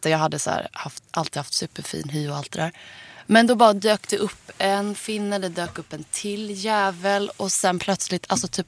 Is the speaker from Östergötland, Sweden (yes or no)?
no; Gothenburg, Västra Götaland, Sweden; Jag är från Göteborg